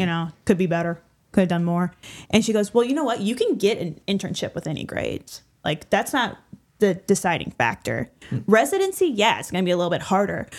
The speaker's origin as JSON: {"language": "English", "area": "small town outside Saint Louis", "region": "Illinois side", "country": "United States", "said": "I am from a small town right outside of Saint Louis on the Illinois side"}